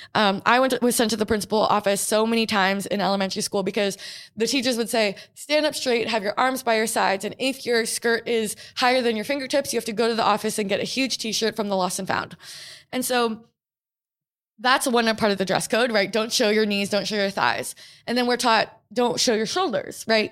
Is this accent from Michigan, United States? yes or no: no; Portland, Oregon, United States; I grew up in Portland, Oregon